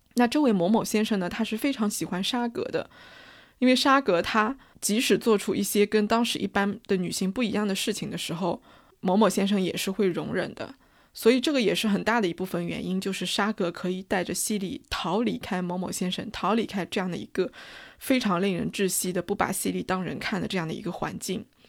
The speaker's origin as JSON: {"language": "Chinese", "country": "China", "said": "我们中国人"}